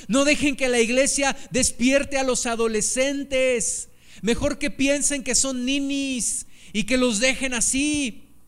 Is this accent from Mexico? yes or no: yes; Mexico City, Mexico; now in Pachuca, Mexico; yo tengo en mi corazón un amor por la Ciudad de México, porque fue el lugar donde, yo me crié